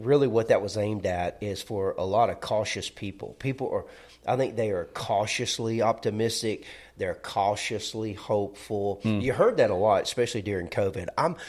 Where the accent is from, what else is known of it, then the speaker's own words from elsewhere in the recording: Alabama, United States; Well, we're from Alabama. We're not going to say Augustine.